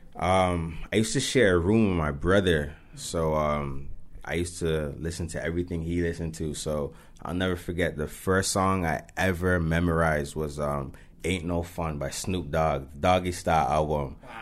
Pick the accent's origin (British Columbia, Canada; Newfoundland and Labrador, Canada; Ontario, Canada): Ontario, Canada; Mississauga; as we grew up, it's like, yeah, I'm from Saga